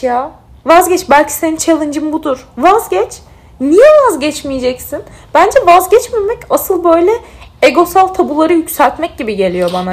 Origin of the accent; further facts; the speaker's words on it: Mardin, Turkey; also born or lived in Bandırma; Mardinliyim çünkü Mardinli olmak benim kimliğimin böyle en sevdiğim parçasından bir tanesi.